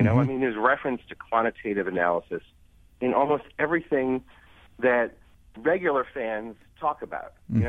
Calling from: Montclair, New Jersey, United States; I am actually at home in lovely Montclair, New Jersey.

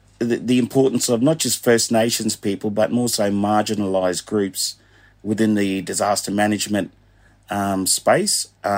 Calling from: Townsville, Queensland, Australia; Great to be here and joining you from the Townsville region up in North Queensland.

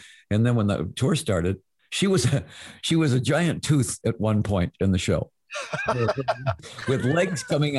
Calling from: Arizona, United States; I'm in Arizona, where it's 80 degrees today, and everything is open.

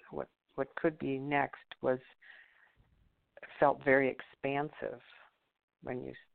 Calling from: Wisconsin, United States; from Wisconsin

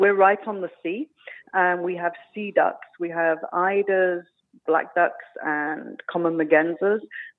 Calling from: Newfoundland and Labrador, Canada; also born or lived in New York City; Well, I'm calling from Newfoundland. We moved here about a year ago after 22 years in New York City.

